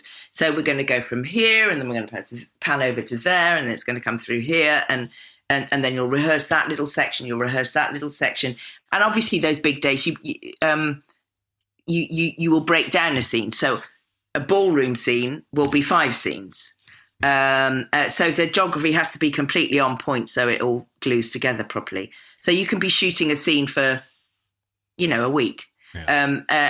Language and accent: English; Cotswolds, South West England, United Kingdom; as a little black kid growing up in the Cotswolds in the 60s